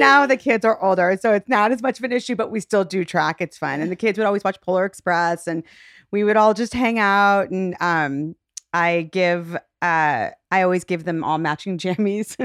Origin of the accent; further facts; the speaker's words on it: Shaker Heights, Ohio, United States; I grew up in Shaker Heights